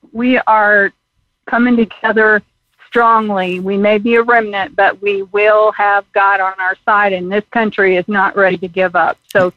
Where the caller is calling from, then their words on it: Colorado Springs, Colorado, United States; from Colorado Springs.